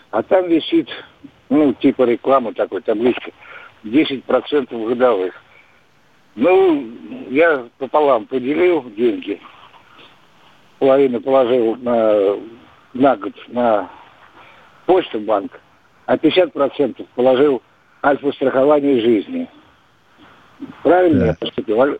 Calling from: Voronezh, Voronezh Oblast, Russia; Да я пенсионер из Воронежа.

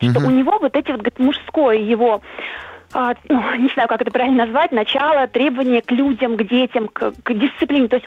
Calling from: Moscow, Russia; я из Москвы, мне 39 лет.

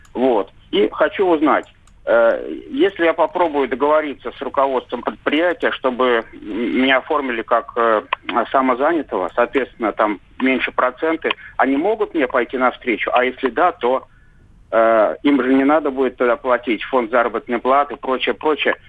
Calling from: Saint Petersburg, Russia; Я звоню из Санкт-Петербурга

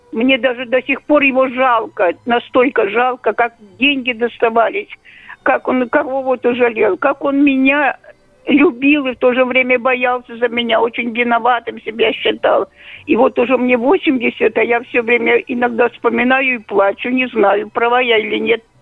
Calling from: Yaroslavl, Yaroslavl Oblast, Russia; Мне 80 лет, я из Ярославля. Я родилась в 41 году, 31 мая.

